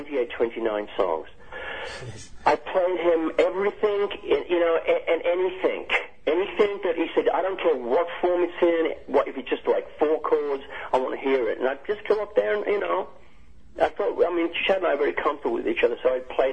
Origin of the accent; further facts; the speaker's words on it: United Kingdom; I'm British as well